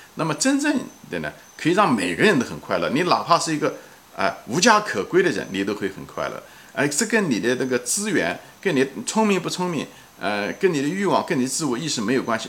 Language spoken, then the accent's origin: Chinese; China; 我们中文人，特别是中文人